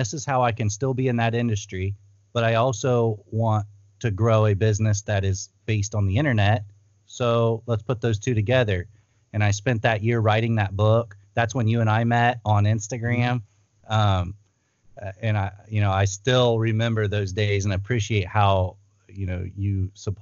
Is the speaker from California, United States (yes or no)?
no; Ohio, United States; moved away as an adult; also born or lived in Thailand; I'm from Ohio. We made a move out west